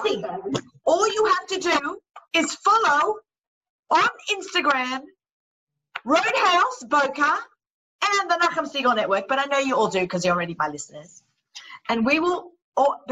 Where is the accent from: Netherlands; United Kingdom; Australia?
Australia; now in New York, United States; I'm also Aussie, which makes me partial to always wanting to be outside. It's how we grew up